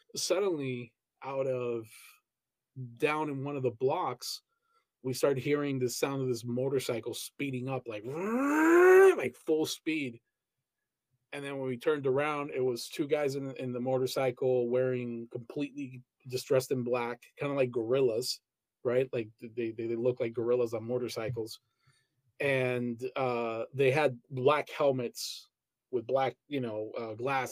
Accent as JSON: {"language": "English", "country": "Colombia", "tie": "born or raised there", "also_born_or_lived": "Pereira", "moved": "yes", "said": "I grew up in Colombia."}